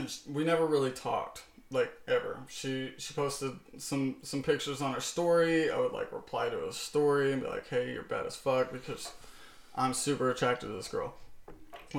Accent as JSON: {"language": "English", "country": "United States", "said": "I'm American"}